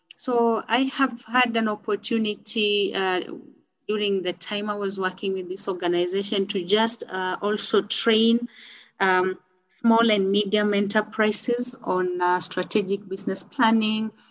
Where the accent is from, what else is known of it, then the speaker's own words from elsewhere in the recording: Kenya; I am a Kenyan. Uh, I live in Nairobi